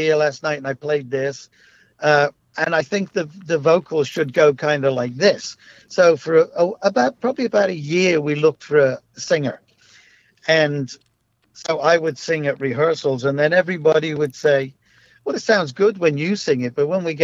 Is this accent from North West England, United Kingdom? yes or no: yes; Liverpool, North West England, United Kingdom; we're just kids from Liverpool